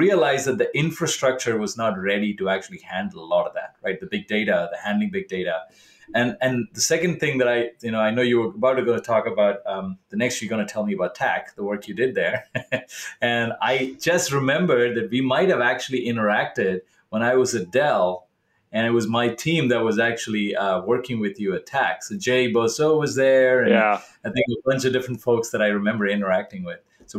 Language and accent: English; South India, India; moved away; I grew up in India.